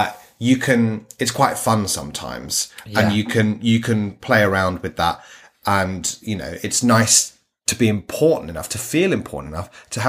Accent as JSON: {"language": "English", "country": "United Kingdom", "said": "as a Brit"}